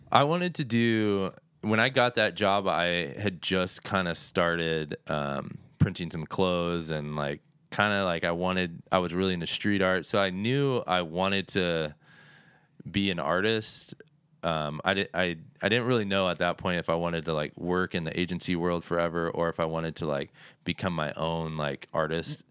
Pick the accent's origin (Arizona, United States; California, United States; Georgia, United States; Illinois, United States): Arizona, United States; Phoenix; I was born and raised in Phoenix